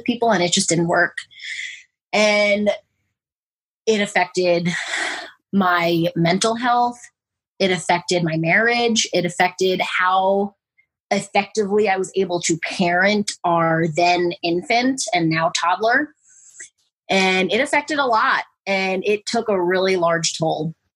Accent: New York, United States; moved away as an adult; also born or lived in Germany / San Antonio, Texas; I'm originally from New York, but I have family everywhere from both coasts

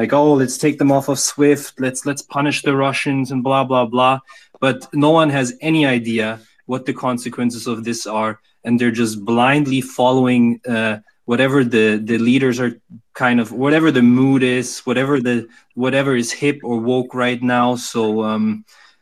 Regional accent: Germany; now in Canada; I'm originally from Germany. I'm up in Canada now

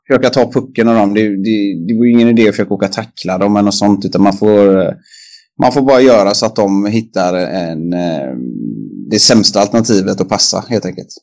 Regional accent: Kungälv, Västra Götaland, Sweden; i Kungens ishall där jag är uppvuxen också

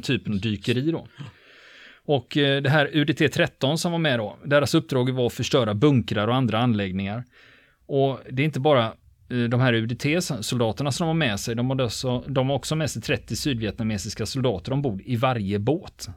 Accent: Sweden; vi svenskar

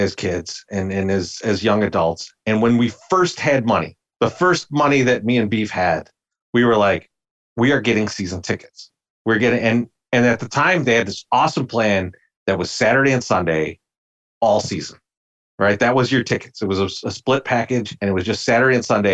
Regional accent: Chicago, Illinois, United States; Me and Beefloaf, for our entire life, we grew up in Bridgeport

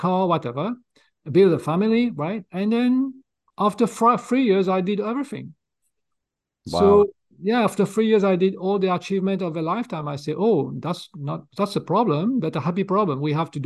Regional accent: Mauritius; moved away; also born or lived in France; I was born in Mauritius Island in East Coast of Africa. I'm a native there, so I speak fluent French

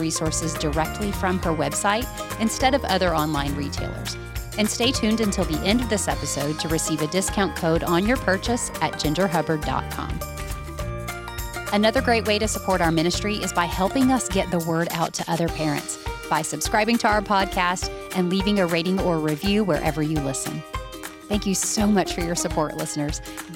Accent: the South, United States; I'm just as Southern as you

